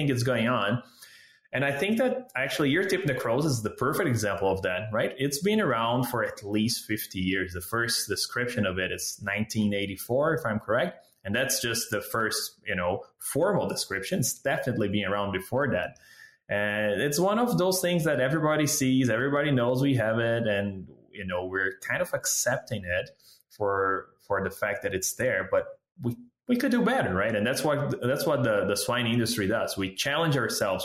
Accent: Brazil; moved away as an adult; also born or lived in Southeast Brazil; now in Canada; I'm a veterinarian from Brazil

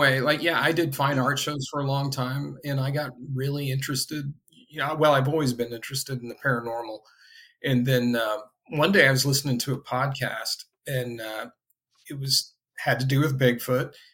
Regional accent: Indiana, United States; I grew up in Indiana. I'm in Indianapolis currently.

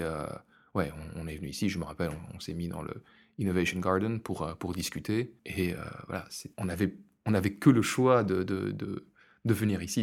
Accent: France; now in Brussels, Belgium; je suis français

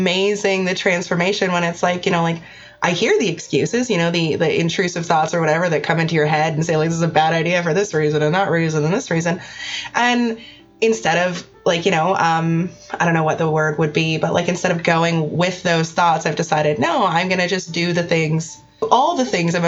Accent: Canada; I'm Canadian

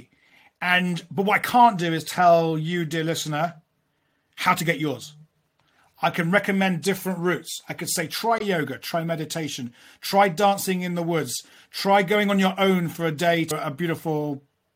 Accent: London, United Kingdom; I grew up in London

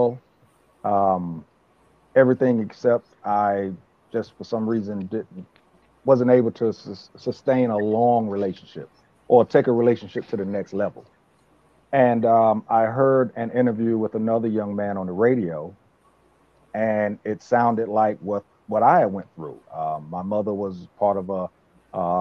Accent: Richlands, North Carolina, United States; also born or lived in Brooklyn, New York; I was born in Brooklyn, New York. I moved down to Richlands when I was in the third or fourth grade. Left for a moment, then came back for good

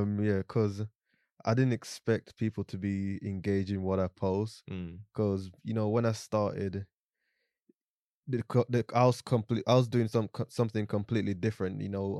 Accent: Jamaica; born there; I'm 27 years old. I was born in Jamaica, grew up here.

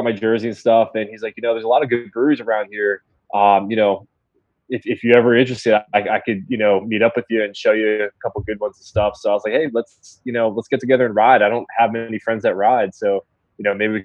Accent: Dunedin, Florida, United States; moved away; where I grew up in Dunedin, Florida

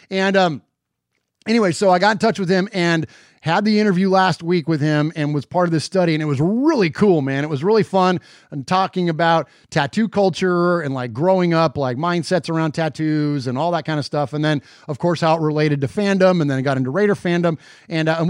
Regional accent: San Jose, California, United States; So, my hometown of San Jose, uh, California.

